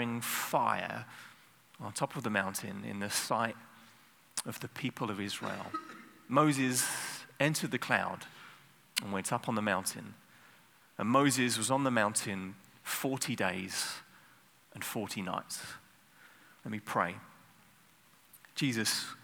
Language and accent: English; United Kingdom; I'm British.